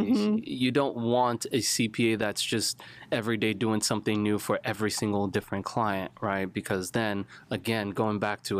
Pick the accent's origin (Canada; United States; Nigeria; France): Nigeria; So I'm a Nigerian background. Grew up in Nigeria. Grew up kind of all over the place.